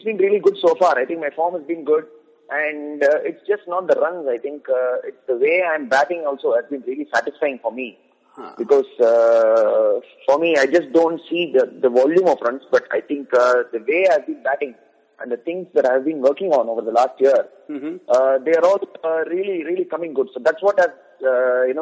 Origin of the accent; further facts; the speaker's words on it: Tamil Nadu, India; also born or lived in Vidarbha; my home state